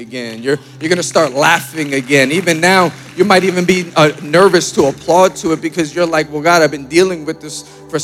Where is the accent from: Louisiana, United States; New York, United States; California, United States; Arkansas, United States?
New York, United States; Born and raised in New York